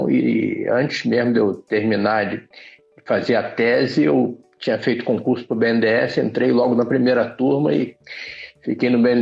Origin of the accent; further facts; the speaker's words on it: Rio de Janeiro, Brazil; Eu sou carioca, é... sempre morei no Rio, Fui criado na Tijuca, estudei numa aplicação da UERJ, mas eu sou tão velho que na época ainda era o EG, que ainda era o estado da Guanabara.